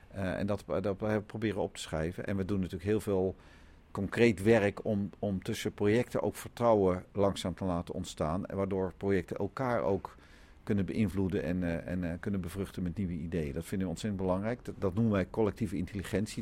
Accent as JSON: {"language": "Dutch", "country": "Netherlands", "said": "We zijn als Nederlanders"}